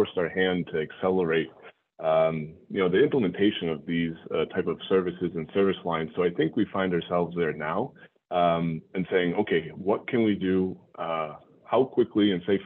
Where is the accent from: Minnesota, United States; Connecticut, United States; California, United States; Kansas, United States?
Connecticut, United States; moved away as an adult; also born or lived in New York City area / Brockton, Massachusetts; New England guy, born and raised in Connecticut